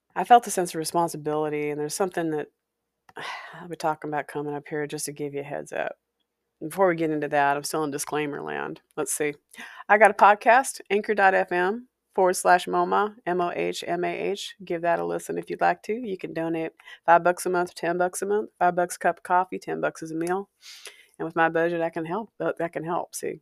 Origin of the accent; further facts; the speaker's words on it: Walla Walla, Washington, United States; A haunted house I grew up in, in Walla Walla, Washington. My hometown